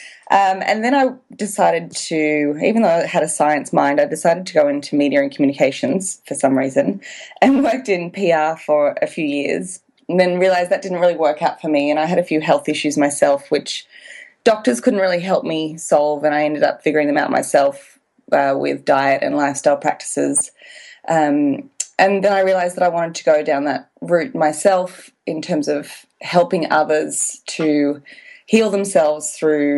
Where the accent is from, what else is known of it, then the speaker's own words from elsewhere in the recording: Australia; now in Wanaka, New Zealand; I am an Australian, but I'm living in Wanaka, New Zealand